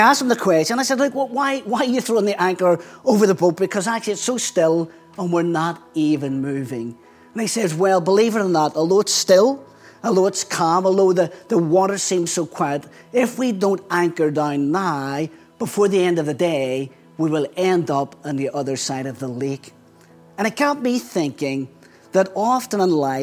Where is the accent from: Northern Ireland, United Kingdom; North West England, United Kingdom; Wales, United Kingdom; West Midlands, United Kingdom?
Northern Ireland, United Kingdom; Belfast; accent: Belfast; moved away as an adult; now in England; I still carry a very strong Belfast accent, which is where I grew up.